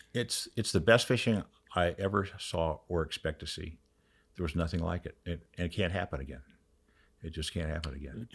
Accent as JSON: {"language": "English", "town": "Orlando", "region": "Florida", "country": "United States", "tie": "born or raised there", "said": "I grew up in Orlando, but I was in the Keys"}